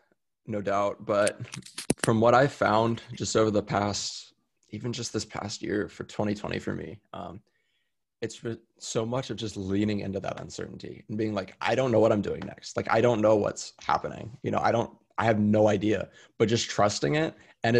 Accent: Austin, Texas, United States; also born or lived in San Diego, California; Austin's my hometown. It's where I was born and raised

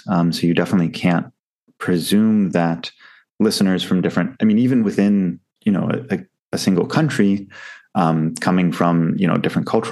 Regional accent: United States; now in Southeast Asia; being an American myself

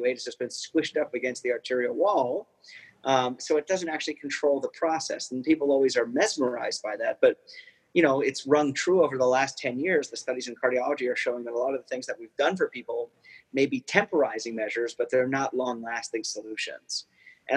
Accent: East Coast, United States; moved away; growing up on the East Coast

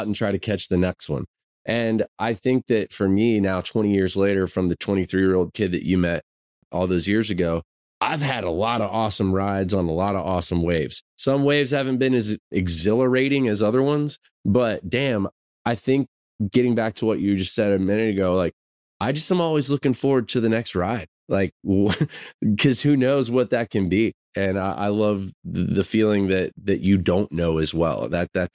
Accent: Florida, United States; now in Nashville, United States; growing up in Florida

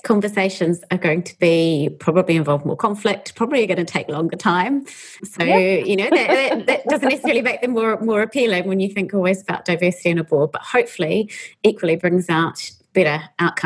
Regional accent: New Zealand; moved away as an adult; I'm from New Zealand originally, but having spent 17 years overseas coming back

